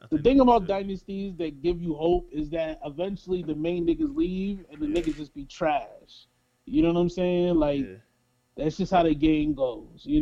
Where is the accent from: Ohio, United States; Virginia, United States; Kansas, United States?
Kansas, United States; Oh no, I'm from Kansas.